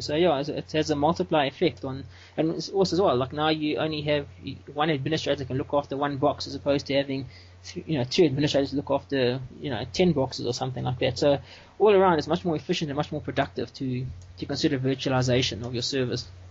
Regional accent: South Africa; I'm from South Africa

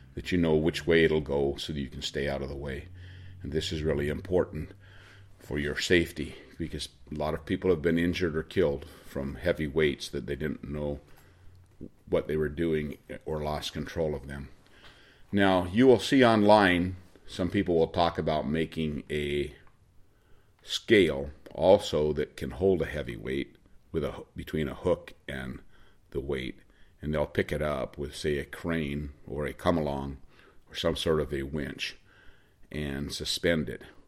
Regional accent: Oregon, United States; I'm from Oregon

